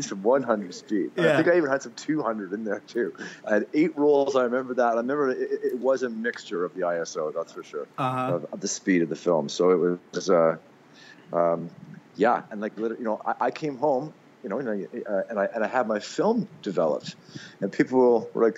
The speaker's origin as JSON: {"language": "English", "town": "Mississauga", "region": "Ontario", "country": "Canada", "tie": "born or raised there", "moved": "as an adult", "lives_now": "Squamish, Canada", "said": "I actually grew up in Eastern Canada, Mississauga, Ontario"}